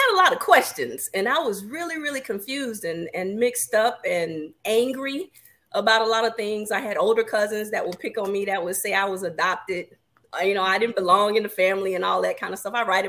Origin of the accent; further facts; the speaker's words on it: Augusta, Georgia, United States; So I am originally from Augusta, Georgia, home of the Masters, for those of you who are golf fans.